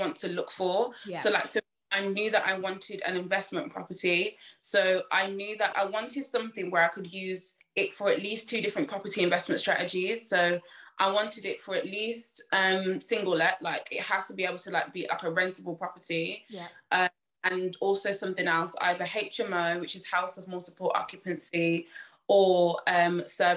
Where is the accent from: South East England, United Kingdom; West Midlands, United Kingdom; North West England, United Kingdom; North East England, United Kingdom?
West Midlands, United Kingdom; Birmingham; I'm from Birmingham